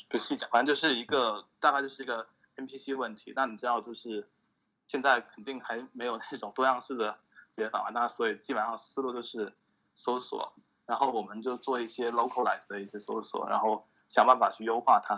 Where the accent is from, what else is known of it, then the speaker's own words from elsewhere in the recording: Shantou, Guangdong, China; moved away as an adult; also born or lived in Pittsburgh, United States; now in United States; 我是广东汕头的